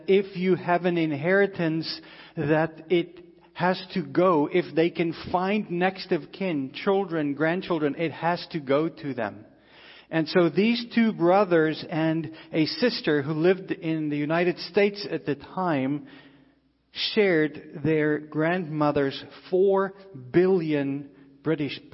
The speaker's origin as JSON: {"language": "English", "country": "South Africa", "tie": "born or raised there", "moved": "yes", "said": "we grew up in South Africa"}